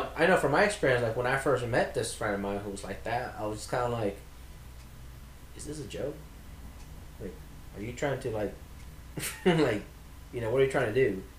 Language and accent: English; northern Mexico, Mexico; now in United States; I'm from the north part of Mexico.